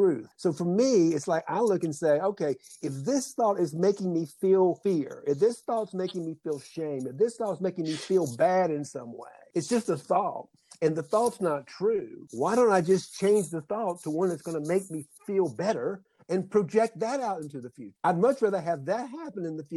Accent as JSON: {"language": "English", "region": "South Georgia", "country": "United States", "tie": "born or raised there", "said": "I grew up in South Georgia"}